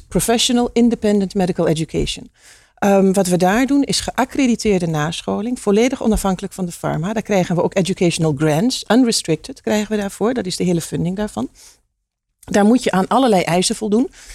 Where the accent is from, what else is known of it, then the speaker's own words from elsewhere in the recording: Hengelo, Overijssel, Netherlands; ik kom uit Hengelo.